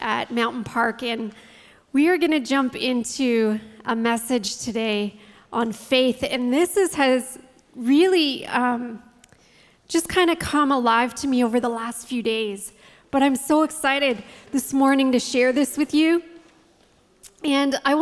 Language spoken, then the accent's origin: English; St. Thomas, Ontario, Canada; now in St. Catharines, Canada; I grew up in the St. Thomas, London area. My dad was a pastor in St. Thomas